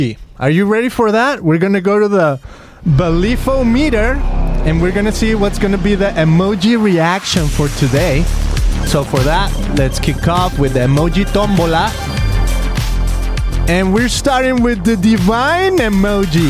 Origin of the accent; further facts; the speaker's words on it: Guadalajara, Jalisco, Mexico; I come from Guadalajara, Mexico